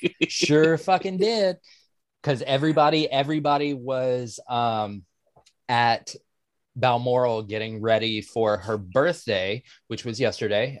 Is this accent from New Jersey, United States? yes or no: no; Atlanta, Georgia, United States; moved away; I am originally from Atlanta